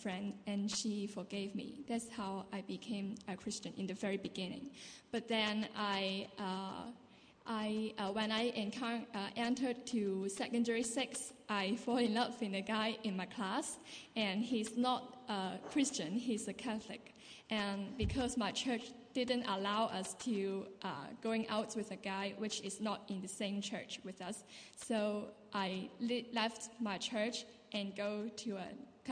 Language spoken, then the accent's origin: English; Hong Kong; moved away as an adult; now in Dundee, United Kingdom; I'm from Hong Kong and I'm doing an exchange program in Dundee Uni